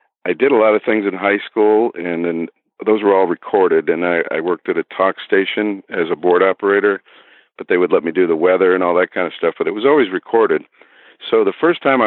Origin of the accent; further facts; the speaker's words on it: Parma, Ohio, United States; I was born probably a mile or so from where I'm sitting right now, Parma, Ohio, and that's a suburb of Cleveland